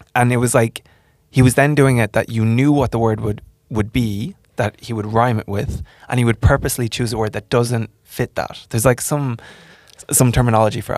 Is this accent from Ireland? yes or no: yes; Ireland; moved away; I'm from Ireland